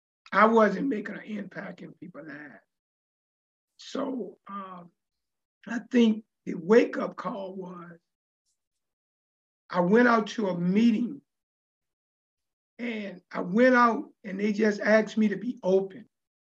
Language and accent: English; Richmond, Virginia, United States; I grew up in the Richmond area as a kid, always wanted to make an impact in life and always wanted to make some money.